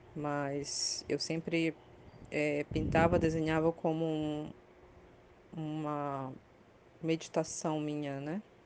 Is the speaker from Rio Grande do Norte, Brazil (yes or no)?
no; Belém, Pará, Brazil; moved away as an adult; now in São Paulo, Brazil; sou paraense, nasci em Belém do Pará, mas moro em São Paulo desde 2009. A única vez que saí do Pará